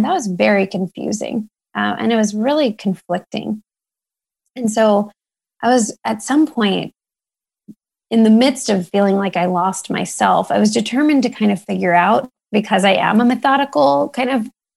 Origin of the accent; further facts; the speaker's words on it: Sugar Land, Texas, United States; my house in Sugar Land, where I grew up outside of Houston, Texas